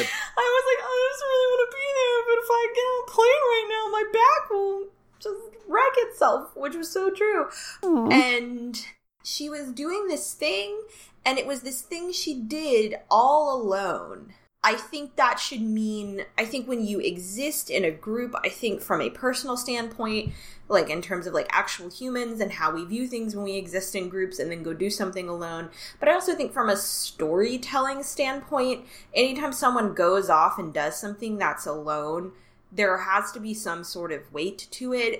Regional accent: the South, United States; growing up in the South

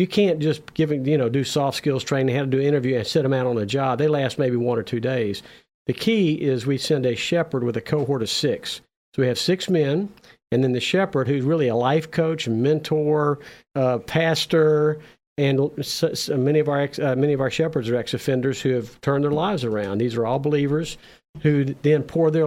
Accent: Memphis, Tennessee, United States; also born or lived in Los Angeles; in Memphis, right here, my hometown.

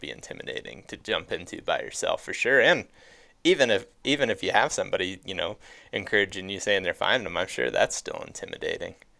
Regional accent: Ohio, United States; I grew up in Ohio

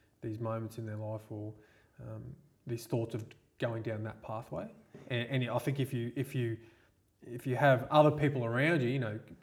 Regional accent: Sunshine Coast, Queensland, Australia; also born or lived in Gladstone, Queensland / Mossman, Queensland; So a Sunshine Coast mainly, right from the end of primary school and then high school

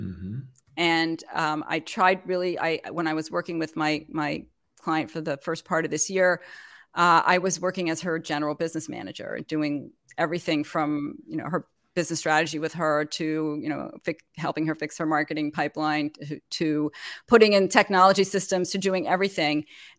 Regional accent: Montreal, Quebec, Canada; moved away as an adult; also born or lived in New York; I mean, I actually am originally from Canada, from Montreal. So my accent is like all over the place. And I moved to New York to go to graduate school. And I lived there for forever and raised my children there.

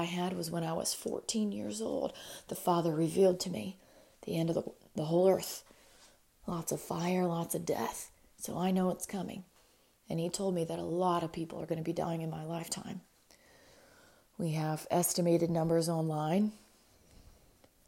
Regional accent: Spanaway, Washington, United States; most of my classmates growing up in Spanaway, Washington, we called it Spanahood.

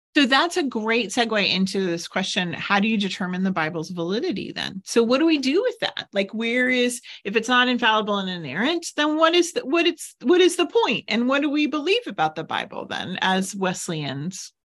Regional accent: United States

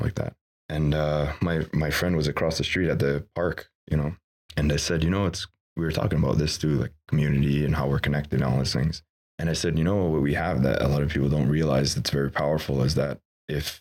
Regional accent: Kahnawake, Quebec, Canada; I'm from Ganawage

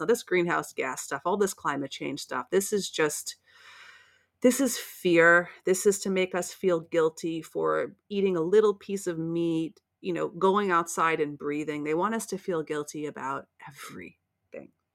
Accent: United States; You can probably tell by my accent that I'm from the States

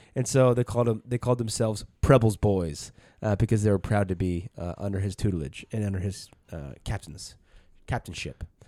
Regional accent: the South, United States; we're from the South and we lo-, love that history

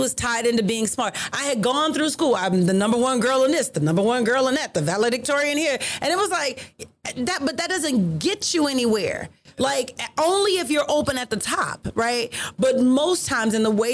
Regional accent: the South, United States; I'm from the South

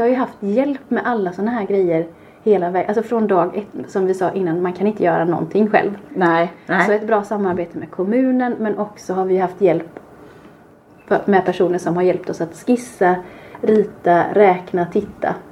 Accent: Kungsbacka, Halland County, Sweden; våra fantastiska granskog där vi är uppvuxna och har lekt

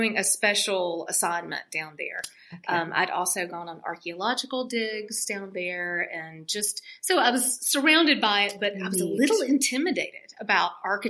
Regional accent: South Carolina, United States; now in North Carolina, United States; as a young girl growing up in South Carolina

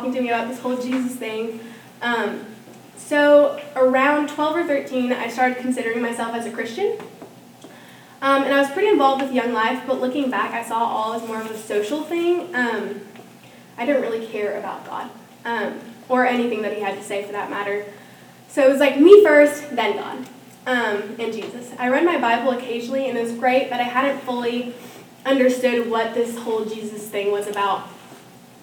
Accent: Norman, Oklahoma, United States; also born or lived in Venezuela; I grew up here in Norman, and I was born in Venezuela, but which is in South America. But I grew up here in Norman since I was two.

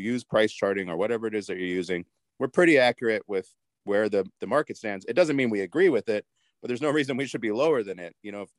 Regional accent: New Mexico, United States; moved away as an adult; I'm originally from New Mexico. So I moved here in 2007.

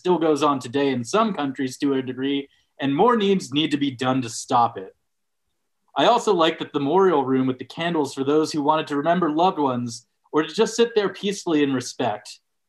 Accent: Los Angeles, California, United States; Like, I'm from Los Angeles, and I know the best tacos.

